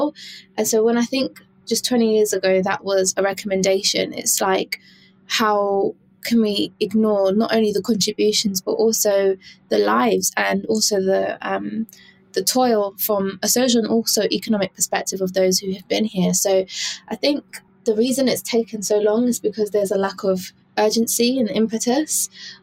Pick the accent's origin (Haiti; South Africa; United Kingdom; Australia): United Kingdom; also born or lived in New Zealand; I am a British born Jamaican